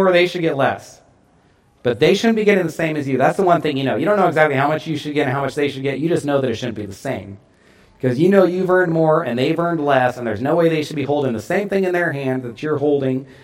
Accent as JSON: {"language": "English", "country": "United States", "said": "as American Christians"}